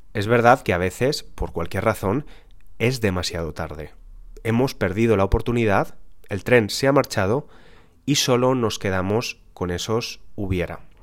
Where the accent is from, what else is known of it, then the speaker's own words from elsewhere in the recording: Spain; nací en España